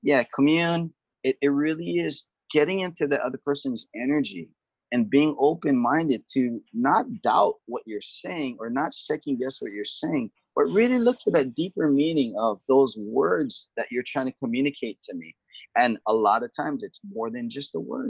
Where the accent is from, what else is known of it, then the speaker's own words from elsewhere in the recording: Kaneohe, Hawaii, United States; I'm from Kaneohe over on the windward side of Oahu